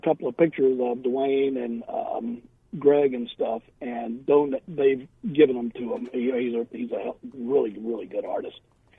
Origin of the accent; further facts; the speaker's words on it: Macon, Georgia, United States; now in Phoenix, United States; I grew up in Macon, Georgia.